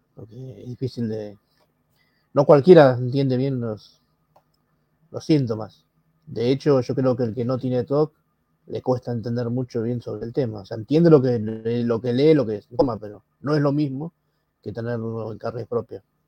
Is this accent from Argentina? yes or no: yes; Buenos Aires, Argentina; soy de Argentina, Buenos Aires